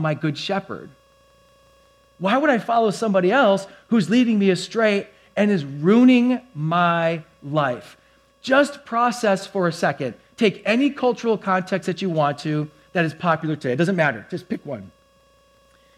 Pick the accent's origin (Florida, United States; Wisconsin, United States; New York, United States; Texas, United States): Wisconsin, United States; I'm from Wisconsin